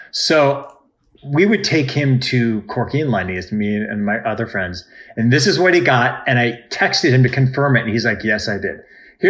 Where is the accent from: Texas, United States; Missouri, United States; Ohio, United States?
Ohio, United States; Cleveland; moved away; growing up in Cleveland, there on the eastern suburbs of Cleveland, which is where I'm from, there is a very large Jewish population.